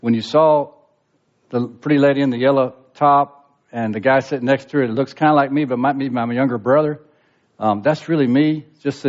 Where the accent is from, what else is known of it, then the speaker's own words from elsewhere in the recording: Charlotte, North Carolina, United States; accent: Southern; moved away as an adult; now in Seville, Spain; I was born and raised in Charlotte